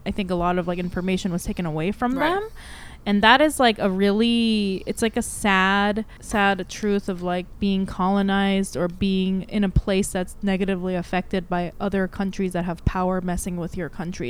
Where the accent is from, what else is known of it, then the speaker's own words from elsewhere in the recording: United States; I'm American